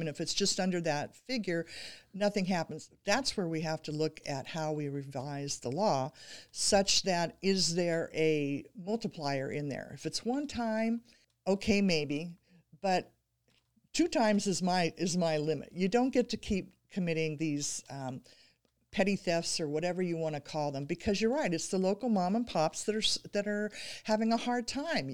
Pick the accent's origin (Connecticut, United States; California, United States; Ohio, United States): California, United States; Pleasant Hill; my hometown of Pleasant Hill